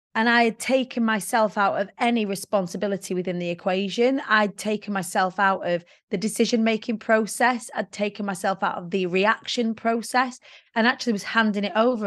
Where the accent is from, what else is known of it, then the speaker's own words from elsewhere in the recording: Preston, North West England, United Kingdom; I was born in the Council of States of Preston.